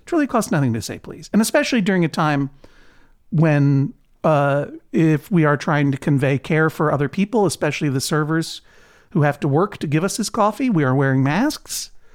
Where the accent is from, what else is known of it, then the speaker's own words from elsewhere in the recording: New England, United States; New England